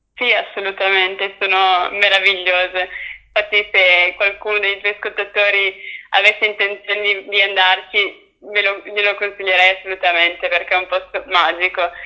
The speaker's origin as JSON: {"language": "Italian", "region": "Aosta Valley", "country": "Italy", "also_born_or_lived": "Forlì", "said": "io da Valdostana"}